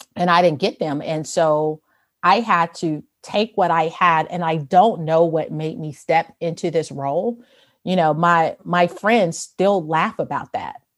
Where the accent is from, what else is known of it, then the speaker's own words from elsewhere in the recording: Chicago, Illinois, United States; I grew up in Chicago